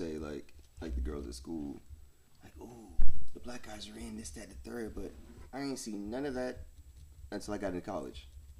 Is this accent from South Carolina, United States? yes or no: no; Phoenix, Arizona, United States; From the big city, P. Phoenix, Arizona.